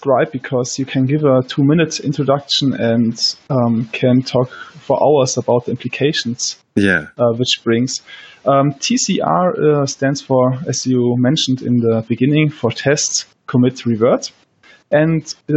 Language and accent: English; Germany; I'm from Germany